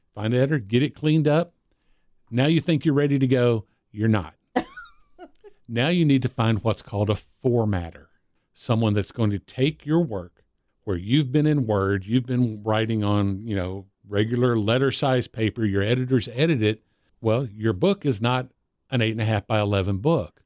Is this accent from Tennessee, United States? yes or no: yes; Nashville, Tennessee, United States; I was born in 1966 in Nashville over here in the old Baptist Hospital. Uh, but where I grew up was on the outskirts of town, uh, right, right on the Williamson County line